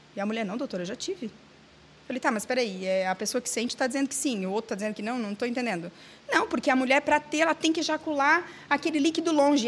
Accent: Santa Catarina, Brazil; Eu sou de Santa Catarina

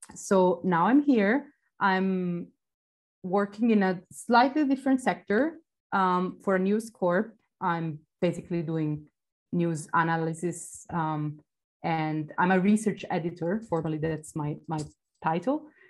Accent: Florence, Tuscany, Italy; moved away as an adult; also born or lived in Greece; now in Barcelona, Spain; I grew up in Florence, in the oh, outskirts wow. of the city

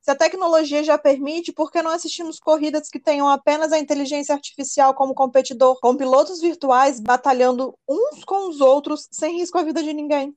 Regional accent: Espírito Santo, Brazil; eu sou capixaba, jornalista apaixonado pelo esporte.

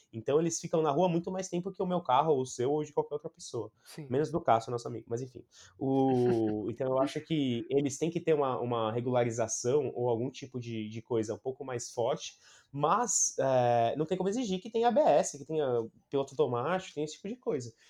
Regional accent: Brazil; quando eu era moleque, aqui no Brasil

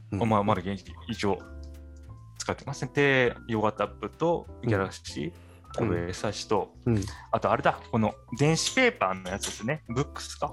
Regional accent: Tokyo, Japan; moved away as an adult; 私、東京出身

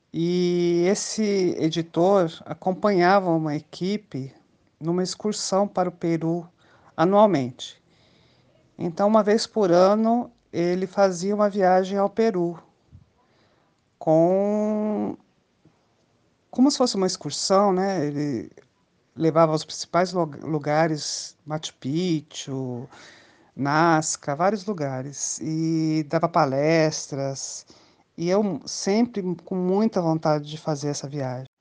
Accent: Brasília, Federal District, Brazil; Eu sou de Brasília

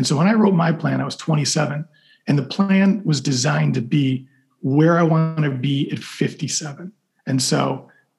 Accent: Chicago, Illinois, United States; moved away as an adult; Growing up as a kid, I grew up in Chicago

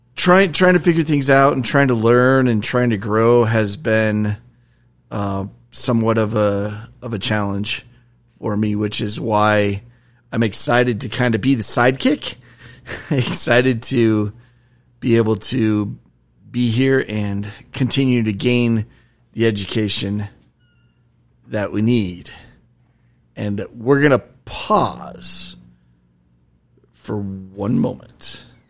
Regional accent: Utah, United States; also born or lived in Arizona; part of my childhood, I grew up in Utah

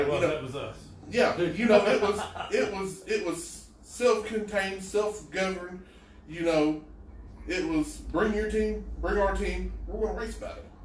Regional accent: Eastern Kentucky, United States

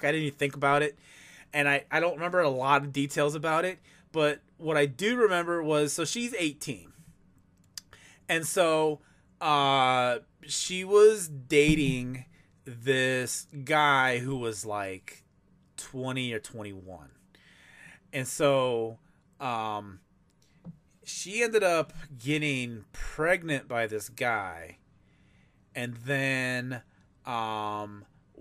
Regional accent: Chicago, Illinois, United States; I'm from Chicago.

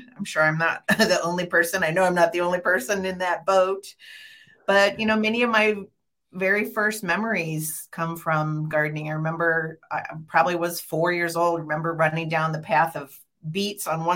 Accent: St. Helens, Oregon, United States; I grew up in St. Helens and then I went to the University of Oregon

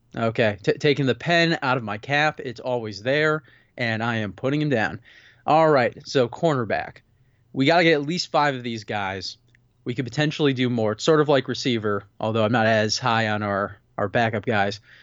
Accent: Pittsburgh, Pennsylvania, United States; I'm from Pittsburgh.

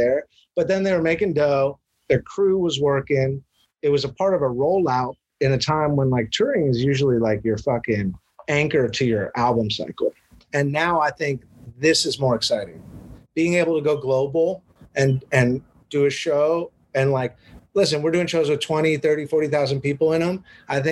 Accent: Hawaii, United States; moved away as an adult; now in Los Angeles, United States; I grew up in Hawaii.

